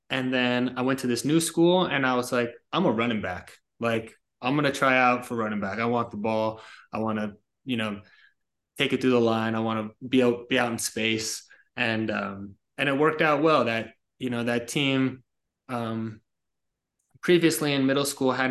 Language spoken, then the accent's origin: English; about 20 minutes north of the Bronx, New York, United States; I was born in New York, about 20 minutes north of the Bronx. I was raised there